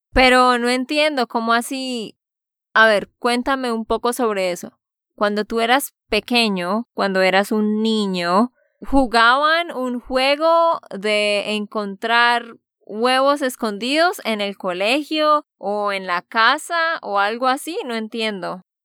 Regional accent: Santander, Colombia; de Santander, Colombia

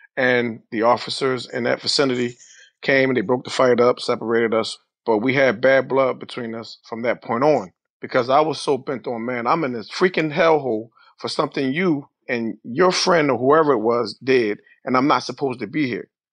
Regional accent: Philadelphia, Pennsylvania, United States; Growing up in Philadelphia, West Philadelphia, life was simple

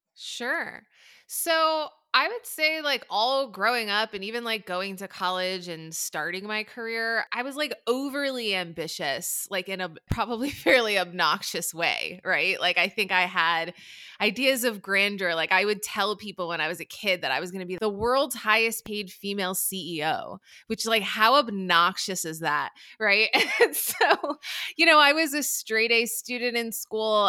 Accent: New Jersey, United States; moved away as an adult; also born or lived in New York City / Cincinnati; I grew up in New Jersey

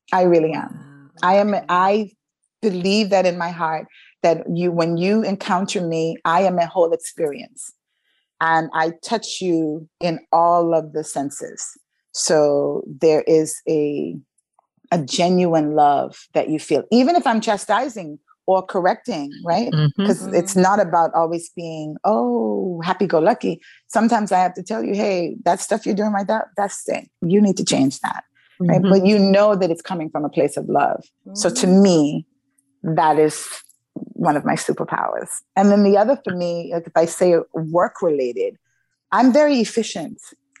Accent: New York, United States; I had some friends that were in 9/11, because I grew up in New York.

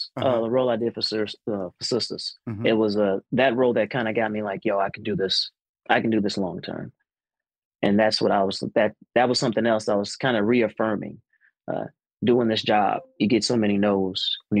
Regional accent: Fort Worth, Texas, United States; born and raised in the Fort Worth, I'm talking about stop everything.

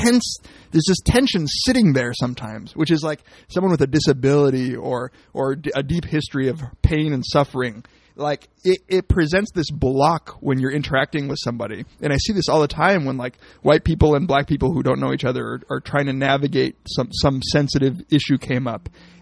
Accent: California, United States; Like, I'm from Cali, you're from Paki, right?

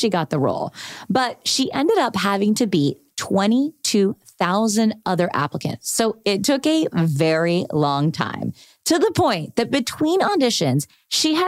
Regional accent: Texas, United States; we're both Texans, Mexicanos

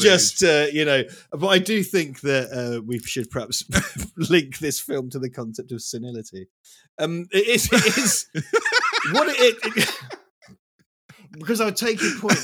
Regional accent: East Anglia, East of England, United Kingdom; moved away; I'm from a place called East Anglia in England

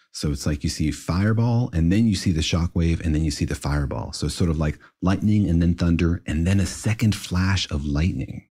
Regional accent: Los Alamos, New Mexico, United States; I grew up in Los Alamos, which was certainly a nerve center for this kind of stuff

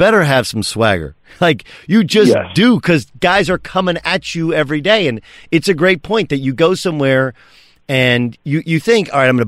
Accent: Southern California, United States; I grew up in Southern California

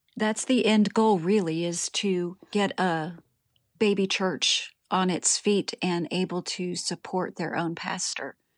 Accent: Springfield, Ohio, United States; moved away as an adult; also born or lived in Texas; now in Rotorua, New Zealand; I was born in Springfield, Ohio, in the United States of America, which is where I was raised

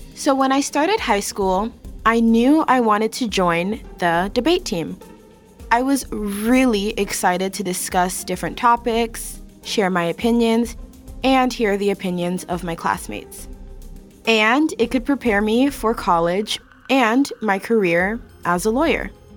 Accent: Miami, Florida, United States; a young black kid growing up in Miami

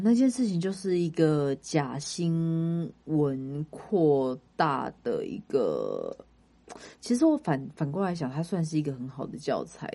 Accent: Kaohsiung, Taiwan; now in Taipei, Taiwan; 因为我是高雄人

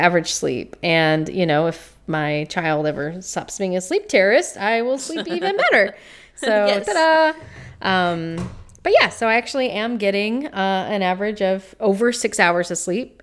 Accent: the South, United States; accent: Southern

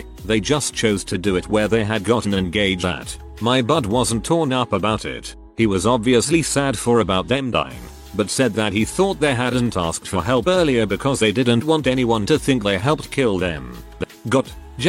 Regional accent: Maine, United States; Since we're from Maine, there aren't too many large predators that really mess with people.

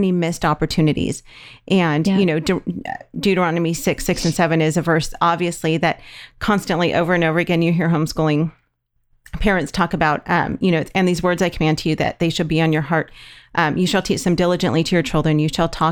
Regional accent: California, United States; we're from California

